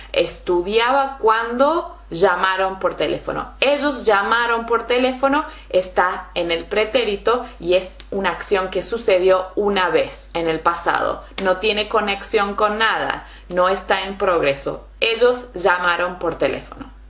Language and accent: Spanish; Argentina; in Argentina, where I'm from.